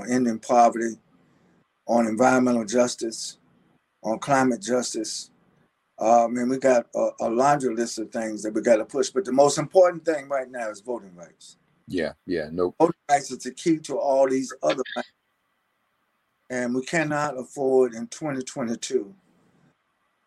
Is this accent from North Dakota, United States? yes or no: no; North Carolina, United States; my home state of North Carolina